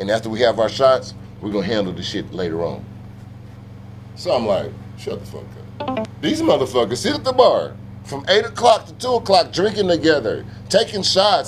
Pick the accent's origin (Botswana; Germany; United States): United States; Tulsa, Oklahoma; I'm from Tulsa, Oklahoma